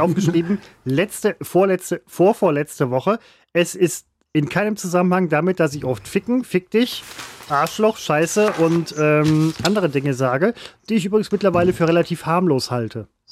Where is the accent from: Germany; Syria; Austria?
Germany; Ruhr area, North Rhine-Westphalia; ich komme aus dem Ruhrpott